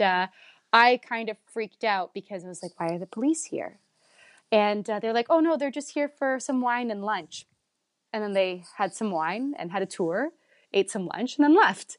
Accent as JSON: {"language": "English", "town": "Vaughan", "region": "Ontario", "country": "Canada", "tie": "born or raised there", "said": "I'm Italian and I'm from Woodbridge"}